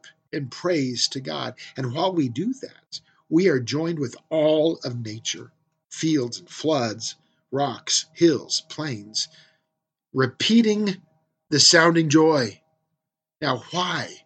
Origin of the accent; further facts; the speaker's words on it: California, United States; now in Central Oregon, United States; I grew up in California where there was Yosemite